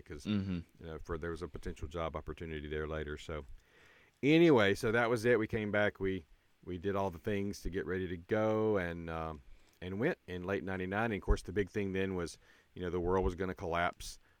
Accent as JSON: {"language": "English", "country": "United States", "also_born_or_lived": "Yemen", "said": "as an American"}